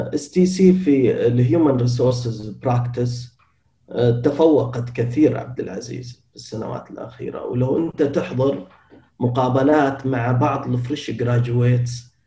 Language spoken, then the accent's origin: Arabic; Qatif, Eastern Province, Saudi Arabia; moved away as an adult; أنا من أبناء المنطقة الشرقية ولدت في مدينة القطيف أنا من قطيفي شرقاوي